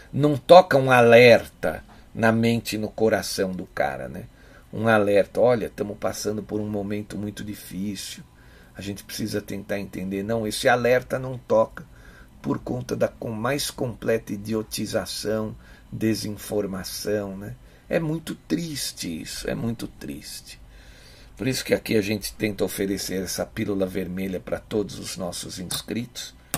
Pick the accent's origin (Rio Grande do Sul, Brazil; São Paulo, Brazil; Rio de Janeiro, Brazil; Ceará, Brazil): São Paulo, Brazil; eu sou aqui de São Paulo